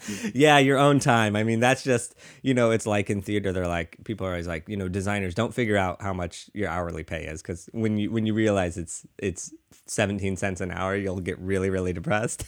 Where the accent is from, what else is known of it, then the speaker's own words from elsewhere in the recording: Missouri, United States; now in New York, United States; where I grew up in Missouri